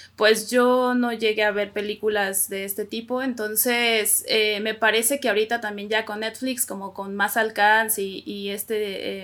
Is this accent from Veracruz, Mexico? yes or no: no; Coahuila, Mexico; now in Mexico City, Mexico; soy de Coahuila, sí, soy norteña y ahorita vivo en la Ciudad de México.